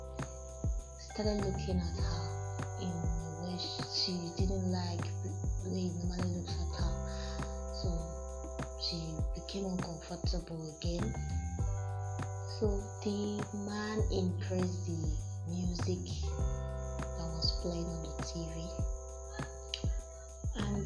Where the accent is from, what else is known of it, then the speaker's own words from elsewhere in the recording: Akwa Ibom, Nigeria; also born or lived in Lagos; I'm from Akwa Ibom State, Ikonologu Government Area.